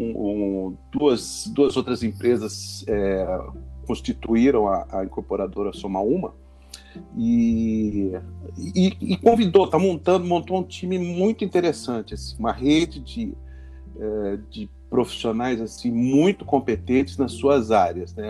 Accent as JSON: {"language": "Portuguese", "town": "Rio Claro", "region": "São Paulo", "country": "Brazil", "moved": "as an adult", "lives_now": "São Paulo, Brazil", "said": "Eu sou do interior de São Paulo, né? Eu sou de Rio Claro e vim fazer faculdade aqui em 86."}